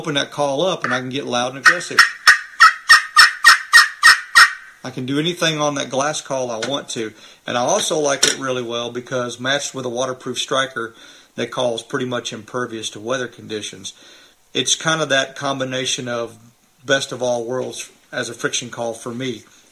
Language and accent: English; Missouri, United States; I'm from Missouri